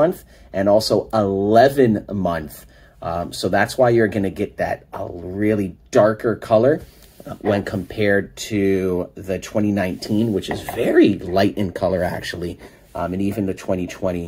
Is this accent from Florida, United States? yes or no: yes; Miami, Florida, United States; we are from Miami